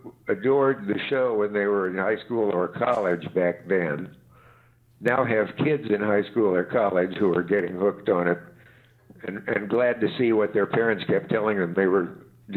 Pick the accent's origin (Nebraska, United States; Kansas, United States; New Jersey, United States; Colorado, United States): Nebraska, United States; he's from Brooklyn and I'm from Nebraska